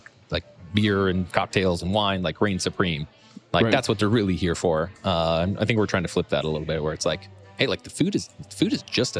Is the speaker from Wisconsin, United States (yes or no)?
yes; Wisconsin, United States; moved away; Oh man, so I'm originally from Wisconsin